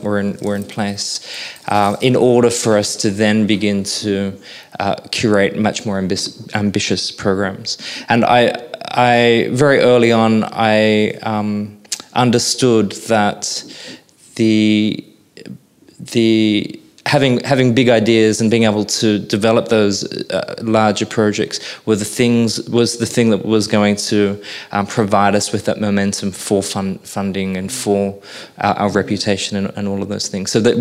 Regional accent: Sydney, New South Wales, Australia; now in Brisbane, Australia; I was born in Sydney

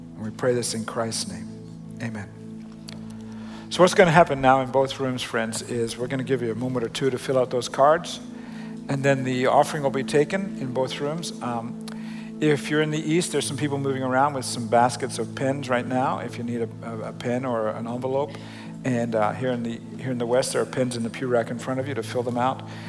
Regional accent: Australia; the way I grew up spelling it in Australia

